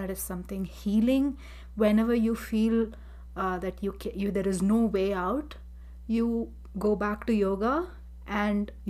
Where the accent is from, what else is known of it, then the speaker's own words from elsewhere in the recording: Chennai, Tamil Nadu, India; I'm from Chennai, India